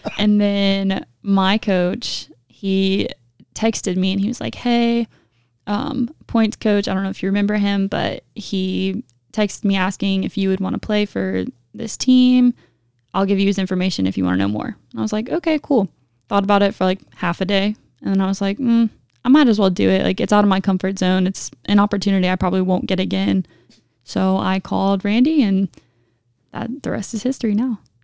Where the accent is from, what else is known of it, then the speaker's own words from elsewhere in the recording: Augusta, Georgia, United States; Augusta, Georgia.